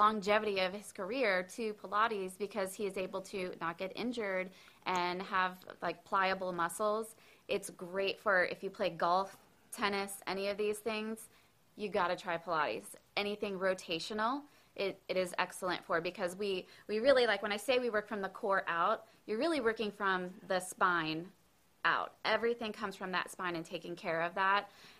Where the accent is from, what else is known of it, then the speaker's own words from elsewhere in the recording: Orlando, Florida, United States; also born or lived in Long Island, New York; So I was born in Long Island, New York, as was my husband. And then both of our families moved to Orlando. We went to high school there.